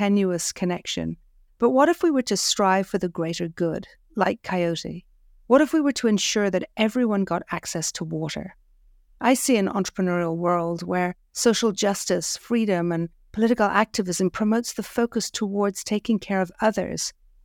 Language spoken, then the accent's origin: English; Ireland; moved away; Growing up in Ireland, we didn't pay for the water